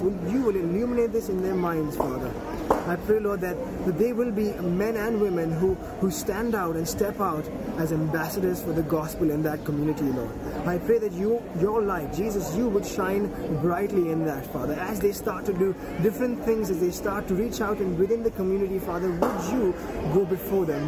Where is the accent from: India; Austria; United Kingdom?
India; Mumbai, Maharashtra; I'm from Mumbai, India